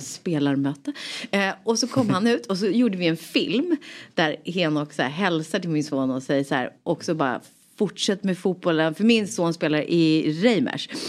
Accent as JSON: {"language": "Swedish", "town": "Rotebro", "region": "Stockholm County", "country": "Sweden", "tie": "born or raised there", "also_born_or_lived": "Solna", "said": "jag kommer från Rotebro, eller jag är född i Solna, of mm. course. Men, ja, eh, men sen så växte jag upp i Rotebro, norr om stan"}